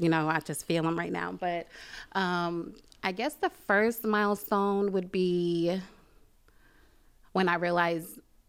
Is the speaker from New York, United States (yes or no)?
yes; Brooklyn, New York, United States; I'm from Brooklyn, New York, mm-hmm. born and raised. Mm-hmm. I moved out here in 2003, off and on.